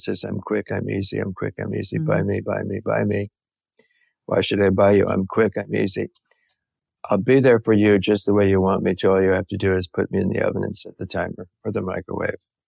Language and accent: English; San Francisco, California, United States; I was born in San Francisco and I'm a Californian